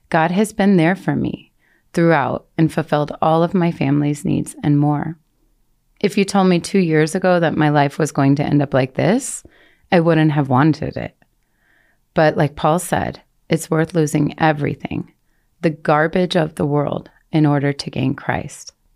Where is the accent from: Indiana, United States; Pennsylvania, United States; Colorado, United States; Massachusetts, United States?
Colorado, United States; moved away as an adult; I was able to move back to Colorado. I had never wanted to return to the US, let alone to my hometown